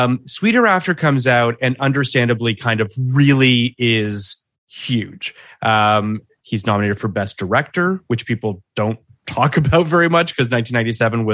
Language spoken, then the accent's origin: English; Toronto, Ontario, Canada; I am from Toronto